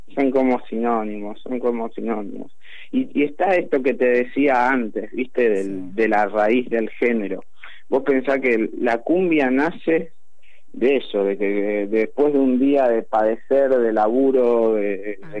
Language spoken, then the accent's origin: Spanish; Argentina; en la Delio somos todos argentinos